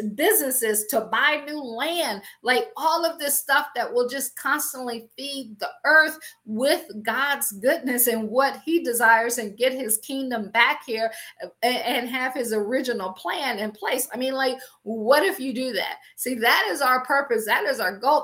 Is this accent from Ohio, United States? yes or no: yes; Akron, Ohio, United States; moved away as an adult; also born or lived in Washington, D.C. / Baltimore / Boston / Pittsburgh; I am from Akron, Ohio. I always joke and say I grew up shy, sheltered in church, basically six days a week